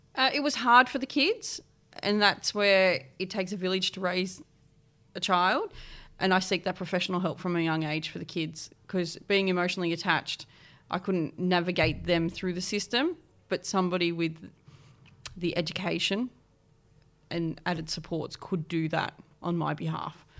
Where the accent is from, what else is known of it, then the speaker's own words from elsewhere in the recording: East Coast, New South Wales, Australia; now in Adelaide, Australia; I grew up on the East Coast between sort of Port Macquarie, Newcastle, Sydney areas, floated around